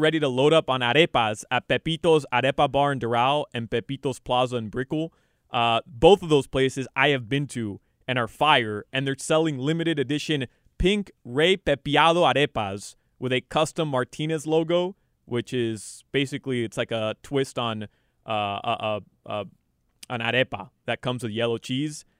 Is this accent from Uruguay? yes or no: yes; Uruguay; moved away; I'm from Uruguay